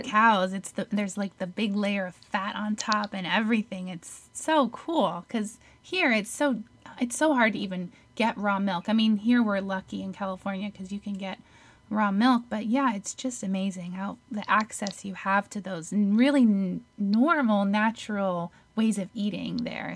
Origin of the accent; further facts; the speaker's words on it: Netherlands; moved away; I'm from Holland